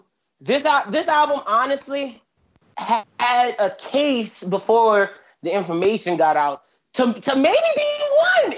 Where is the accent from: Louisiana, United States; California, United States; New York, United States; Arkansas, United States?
Louisiana, United States; As a kid growing up in Louisiana